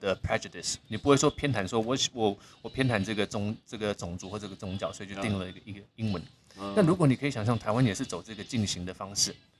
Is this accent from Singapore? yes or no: yes; Singapore; 因为 … 小时候在新加坡出生长大，那我们那个地方因为很多马来同学、印度同学、很多外国同学